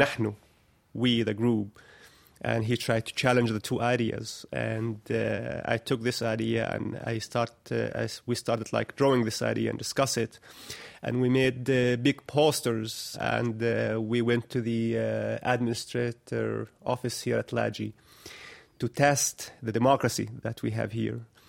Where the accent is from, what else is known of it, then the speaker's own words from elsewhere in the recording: Bethlehem, West Bank, Palestine; I was born and raised here in Arda camp, and I lived almost all my life in this, uh, refugee camp